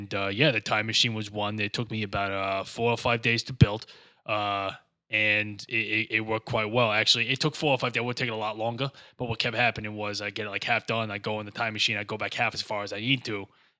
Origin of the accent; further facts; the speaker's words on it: Warwick, Rhode Island, United States; Despite the fact that I am from Warwick, Rhode Island, I do like to make it appear like I'm from the Midwest.